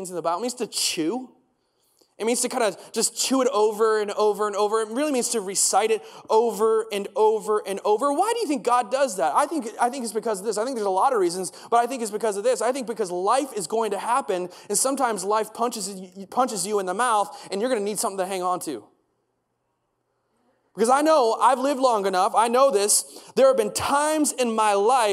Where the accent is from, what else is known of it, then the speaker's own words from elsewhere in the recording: United States; moved away; I grew up in the States, and one of the things we did every single day is we recited the Pledge of Allegiance.